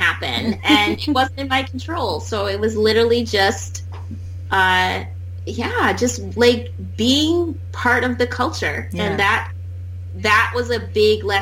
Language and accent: English; Wisconsin, United States